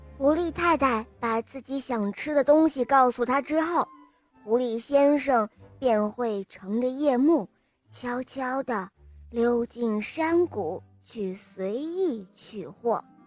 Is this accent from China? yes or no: yes; Yanbian, Jilin, China; 我七岁了，我来自吉林延边